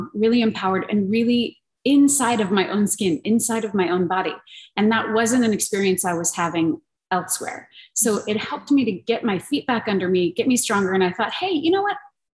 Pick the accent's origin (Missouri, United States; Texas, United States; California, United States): California, United States; Montrose; this is in Montrose, California. This is my hometown